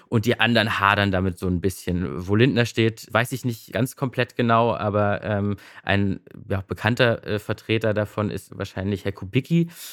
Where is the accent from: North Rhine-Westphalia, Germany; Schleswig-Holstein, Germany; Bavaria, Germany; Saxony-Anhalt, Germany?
Saxony-Anhalt, Germany; Magdeburg; now in Berlin, Germany; ich komme ja aus Magdeburg und wir hatten ja nichts. Ne? Also äh, kurz nach der Wende quasi, äh, da konnte man maximal im Unterricht einschlafen